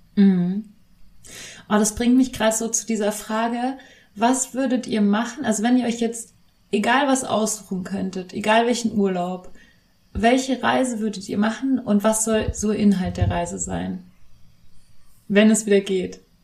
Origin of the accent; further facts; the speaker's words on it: Bavaria, Germany; ich bin ja in, in Bayern aufgewachsen